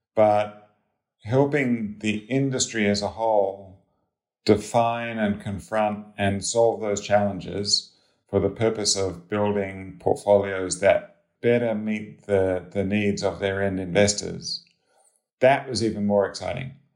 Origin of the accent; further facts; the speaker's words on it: Australia; moved away as an adult; also born or lived in Sydney, Australia / Cambridge, Massachusetts, United States; I'm Australian